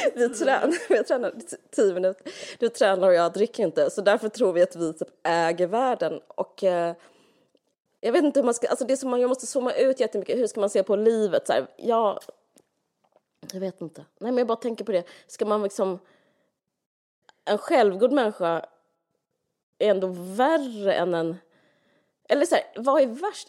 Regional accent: Sweden; som svensk

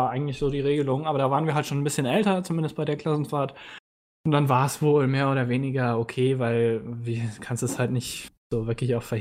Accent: Bavaria, Germany; Als Bayer weiß man sowas.

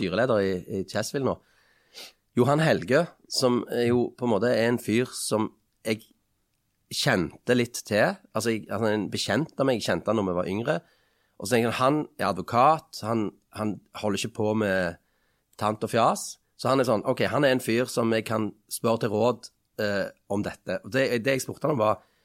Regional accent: Stavanger, Rogaland, Norway; Nå kommer jeg fra Kalhammeren i Stavanger

